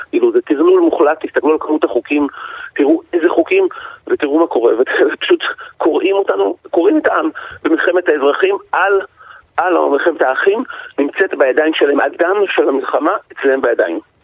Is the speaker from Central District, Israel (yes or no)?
yes; Yavne, Central District, Israel; אני גדלתי ביבנה